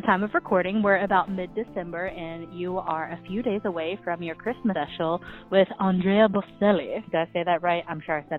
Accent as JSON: {"language": "English", "region": "Alabama", "country": "United States", "moved": "yes", "lives_now": "Florida, United States", "said": "I'm from Alabama, and now I live in Florida"}